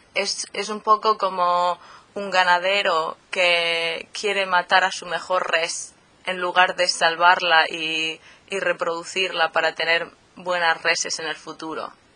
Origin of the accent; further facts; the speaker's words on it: Murcia, Region of Murcia, Spain; moved away as an adult; also born or lived in Helsinki, Finland; now in Bergen, Norway; soy de Murcia, del sureste de España, pero también soy medio suiza. Mi madre es de Suiza